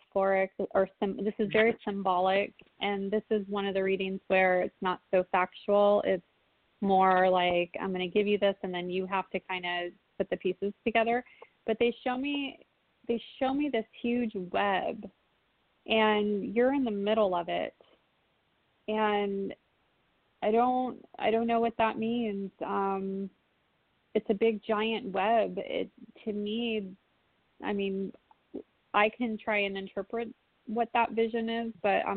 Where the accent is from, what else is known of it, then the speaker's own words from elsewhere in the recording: California, United States; I'm from California. I'm from California